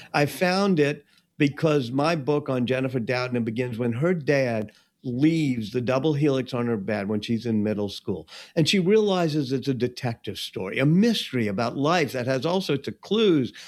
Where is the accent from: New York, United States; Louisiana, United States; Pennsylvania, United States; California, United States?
Louisiana, United States; when I was growing up in Louisiana, I had a mentor, uh, Walker Percy